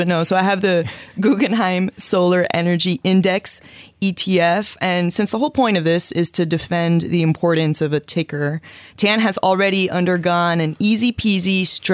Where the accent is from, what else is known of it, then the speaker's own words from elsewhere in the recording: Miami, Florida, United States; I'm from Miami, Florida